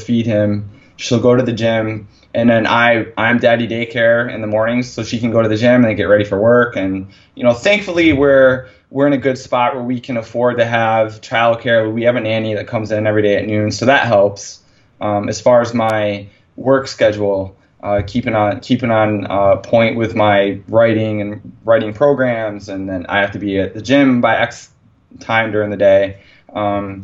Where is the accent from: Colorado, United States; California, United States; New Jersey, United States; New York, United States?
New York, United States; near Ithaca; my hometown is 10 minutes from Ithaca.